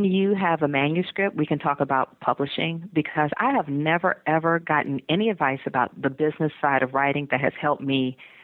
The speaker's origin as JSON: {"language": "English", "town": "Atlanta", "region": "Georgia", "country": "United States", "also_born_or_lived": "Iowa / Texas", "moved": "as an adult", "said": "I'm from Atlanta, and I was living in Iowa"}